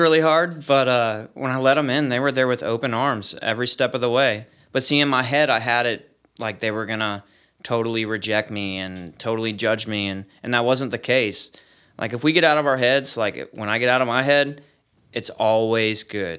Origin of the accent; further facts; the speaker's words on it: Polk County in Sarasota, Florida, United States; I'm from Polk County in Sarasota, Florida